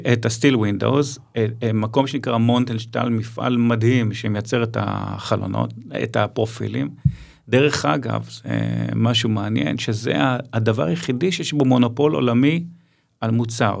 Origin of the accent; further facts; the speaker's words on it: Ramat Gan, Tel Aviv District, Israel; אני מרמת גן